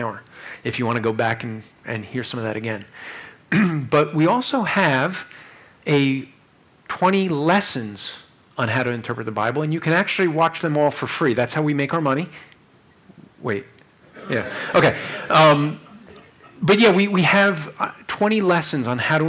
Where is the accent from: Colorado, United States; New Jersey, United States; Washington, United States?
New Jersey, United States; I'm from Jersey